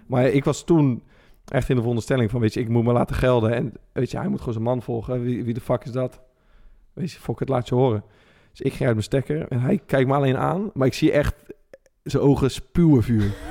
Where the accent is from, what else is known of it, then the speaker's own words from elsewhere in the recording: Rotterdam, South Holland, Netherlands; als Rotterdamse gozer